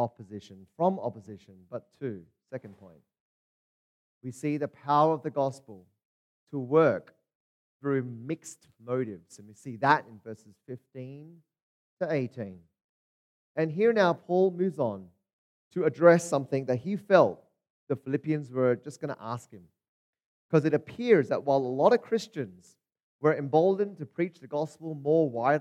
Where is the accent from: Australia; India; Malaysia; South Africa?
Australia; also born or lived in Hong Kong; I grew up in Australia, but I was born in Hong Kong. I'm actually from Hong Kong.